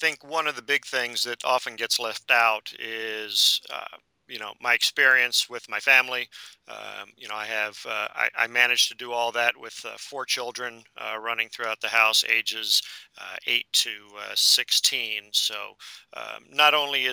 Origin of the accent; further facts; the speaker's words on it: Northeast, United States; moved away as an adult; also born or lived in Florida; I grew up in the Northeast